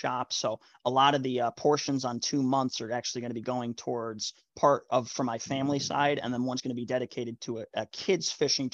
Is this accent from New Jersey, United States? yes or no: yes; New Jersey, United States; moved away; I'm actually originally from New Jersey.